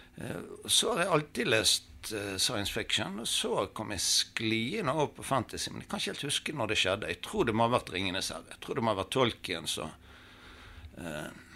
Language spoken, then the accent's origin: Norwegian; Bergen, Vestland, Norway; Jeg har vokst opp i Søndre bydel.